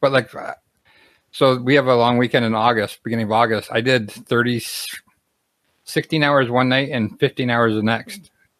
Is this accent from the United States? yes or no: no; Canada; But because I'm from Canada, I can't do an online purchase.